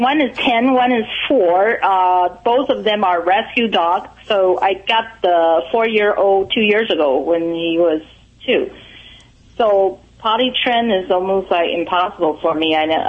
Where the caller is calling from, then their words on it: Pasadena, California, United States; I'm calling from Pasadena, California.